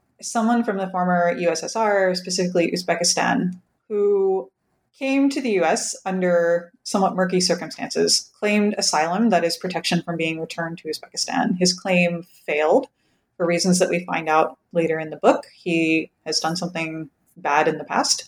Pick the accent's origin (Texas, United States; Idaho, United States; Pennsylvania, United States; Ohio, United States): Pennsylvania, United States; rural; moved away; my hometown in rural Pennsylvania